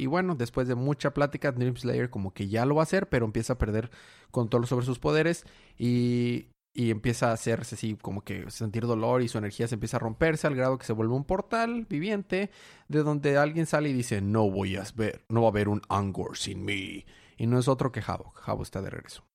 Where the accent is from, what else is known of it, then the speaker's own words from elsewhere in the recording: Ciudad Madero, Tamaulipas, Mexico; now in Monterrey, Mexico; Yo soy en realidad de Ciudad Madero, Tamaulipas